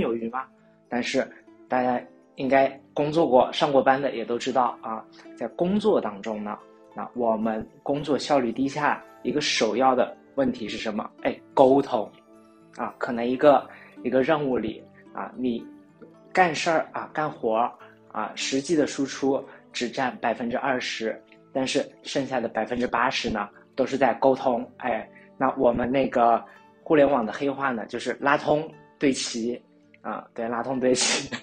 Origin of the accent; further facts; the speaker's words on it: China; 我们中国人